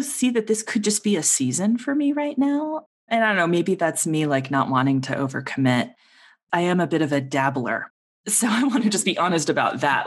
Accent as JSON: {"language": "English", "town": "Denver", "region": "Colorado", "country": "United States", "tie": "born or raised there", "also_born_or_lived": "Seattle", "moved": "as an adult", "said": "my family and I moved back to Denver, this is my hometown"}